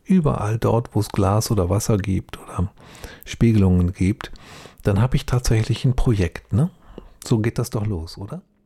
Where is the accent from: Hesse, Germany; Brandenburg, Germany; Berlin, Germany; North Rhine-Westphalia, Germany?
North Rhine-Westphalia, Germany; Duisburg; Ich bin ja selbst in Duisburg aufgewachsen